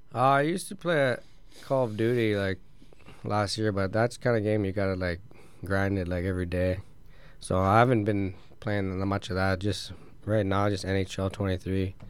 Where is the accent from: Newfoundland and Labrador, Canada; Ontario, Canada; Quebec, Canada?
Ontario, Canada; moved away; living in Ontario